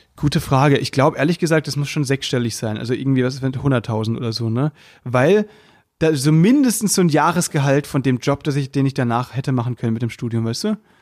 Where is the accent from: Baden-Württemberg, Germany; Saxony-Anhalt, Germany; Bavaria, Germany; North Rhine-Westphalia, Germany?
Baden-Württemberg, Germany; moved away as an adult; now in Berlin, Germany; ich komme aus Baden und nicht aus Württemberg